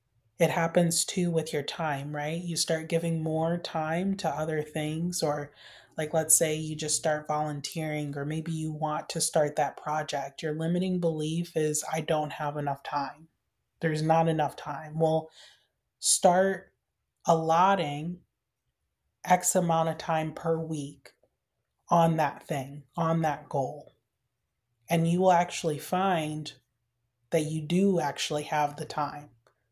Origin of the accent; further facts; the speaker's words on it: Michigan, United States; I grew up in Michigan, in the middle of winter in Michigan. And it was freezing.